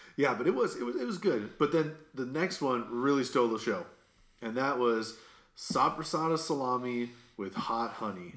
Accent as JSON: {"language": "English", "region": "Midwest", "country": "United States", "said": "you can tell I'm from the Midwest just by saying"}